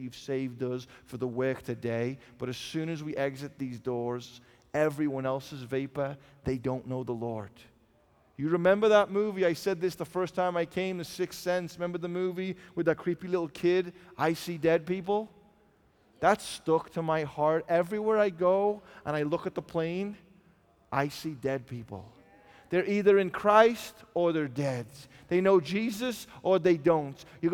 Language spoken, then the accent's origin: English; England, United Kingdom; I'm from England